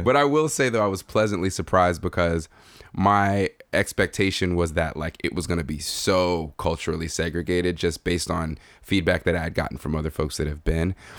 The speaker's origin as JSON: {"language": "English", "country": "Nigeria", "tie": "born or raised there", "said": "being a Nigerian, being a native Nigerian"}